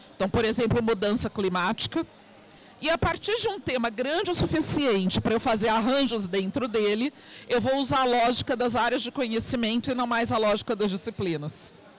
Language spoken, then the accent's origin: Portuguese; Santos, São Paulo, Brazil; Eu sou de Santos, litoral, aqui de São Paulo